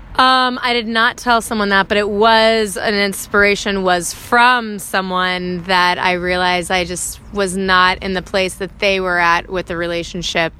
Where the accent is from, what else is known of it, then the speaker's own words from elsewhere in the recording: Georgia, United States; moved away; also born or lived in New York City; I'm from Georgia originally, so that's why I kind of have a little country folk bluesy sound to my music